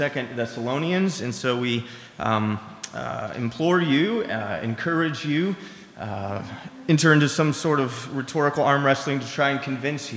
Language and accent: English; Seattle, Washington, United States; I grew up in Seattle